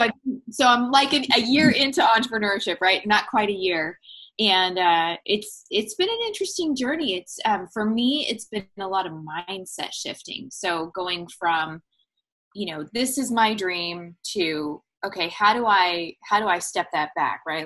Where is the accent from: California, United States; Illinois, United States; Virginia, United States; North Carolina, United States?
California, United States; San Diego; moved away as an adult; now in East Tennessee, United States; We were living in San Diego last fall. Um, and we had been there for that's my hometown. We're in East Tennessee now